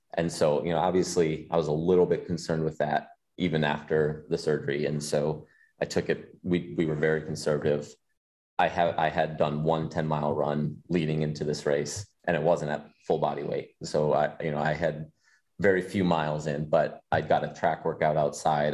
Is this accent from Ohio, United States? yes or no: no; Des Moines, Iowa, United States; Des Moines, which is right like my hometown